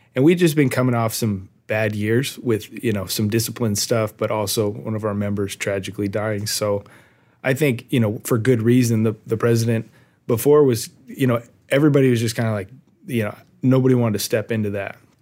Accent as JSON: {"language": "English", "town": "Arcadia", "region": "California", "country": "United States", "tie": "born or raised there", "also_born_or_lived": "West Virginia", "said": "I was born and raised in Arcadia"}